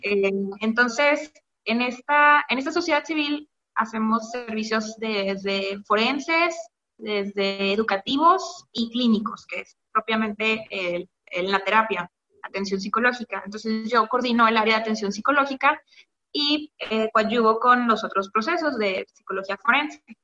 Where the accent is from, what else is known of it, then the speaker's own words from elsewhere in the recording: Quintana Roo, Mexico; yo nací en Quintana Roo, pero mi familia es de origen veracruzano y oaxaqueño.